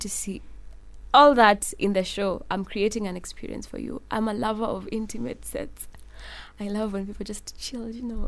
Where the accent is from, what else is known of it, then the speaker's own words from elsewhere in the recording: Nairobi, Kenya; I was born in Nairobi